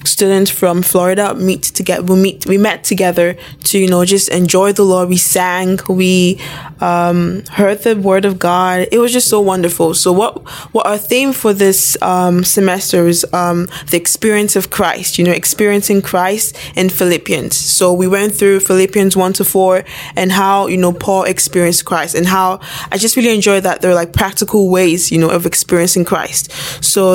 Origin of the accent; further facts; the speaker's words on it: Nigeria; moved away as an adult; now in United States; I'm from Nigeria